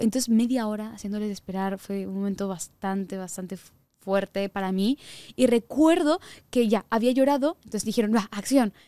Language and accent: Spanish; Sweden; moved away; also born or lived in Mexico; el pueblo donde yo crecí cuando era pequeña en Suecia